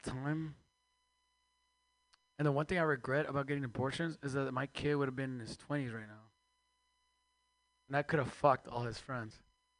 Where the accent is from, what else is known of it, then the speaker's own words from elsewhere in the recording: Mexico; now in United States; I used to have three jobs, man. I am Mexican from Mexico, so we outwork all of you. Immigrants just outwork Americans.